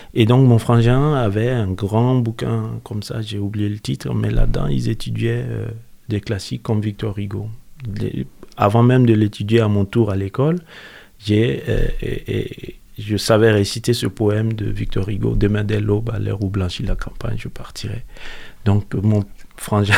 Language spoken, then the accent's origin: French; Mopti, Mali; moved away; Je suis né à Mopti, au Mali, dans le centre du Mali